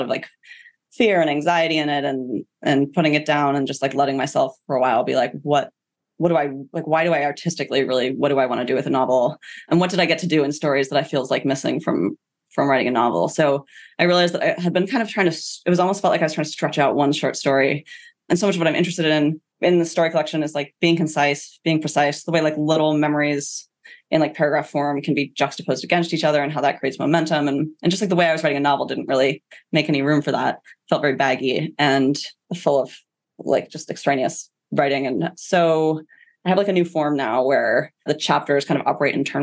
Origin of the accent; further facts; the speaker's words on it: United States; as an American